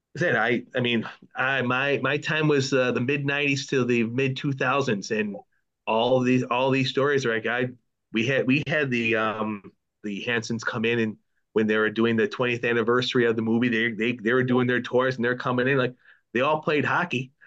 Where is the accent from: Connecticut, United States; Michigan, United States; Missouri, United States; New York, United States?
New York, United States; Buffalo; growing up in Buffalo